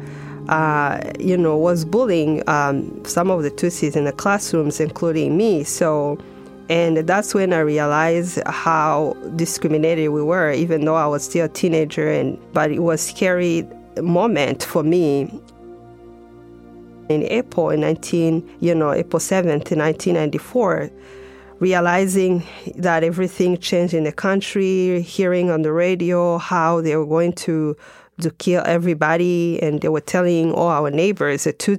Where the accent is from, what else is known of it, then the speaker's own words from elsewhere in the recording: Rwanda; growing up in Rwanda, for me, I was very fortunate to be able to have both parents